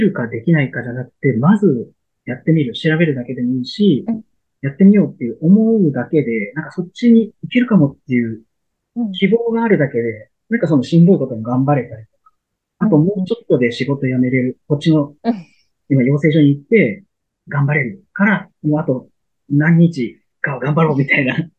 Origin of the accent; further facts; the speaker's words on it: Shimane, Japan; 僕、出身が島根県なんです